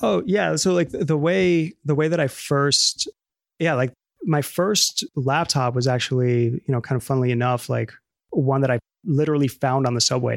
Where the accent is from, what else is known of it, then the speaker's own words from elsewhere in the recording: New York City, New York, United States; first language Spanish; English is a second language; I was born in the Bronx